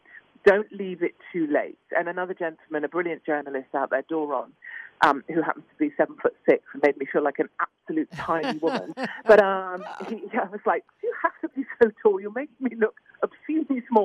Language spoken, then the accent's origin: English; United Kingdom